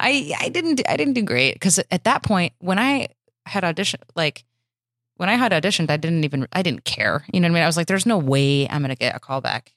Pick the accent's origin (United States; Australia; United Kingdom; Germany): United States; Michigan; moved away as an adult; also born or lived in Chicago; now in Los Angeles, United States; I'm from Michigan.